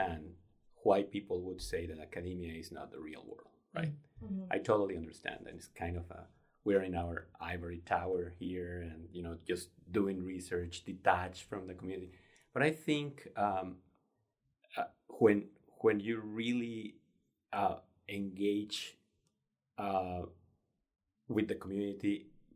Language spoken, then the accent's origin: English; Mexico; moved away as an adult; also born or lived in Denver, United States; now in Arkansas, United States; I grew up in Mexico. I came to the U.S. back in 1996 to pursue my graduate studies